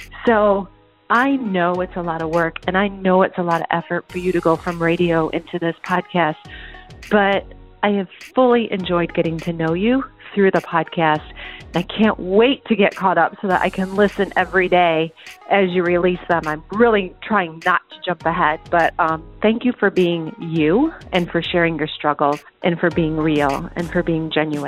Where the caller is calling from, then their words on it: Canton, Georgia, United States; I'm calling from Canton, Georgia.